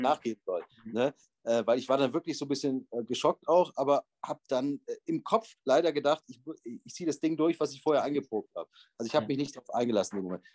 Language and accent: German; Bonn, North Rhine-Westphalia, Germany; moved away as an adult; also born or lived in Vienna, Austria; Ich bin genauso wie du äh, in Bonn geboren und aufgewachsen